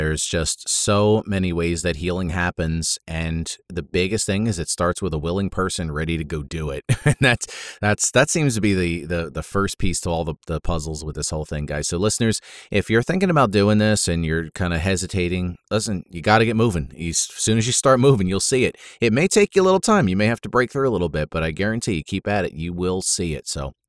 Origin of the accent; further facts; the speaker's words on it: Florida, United States; I grew up in Florida for a period and was out that way a lot.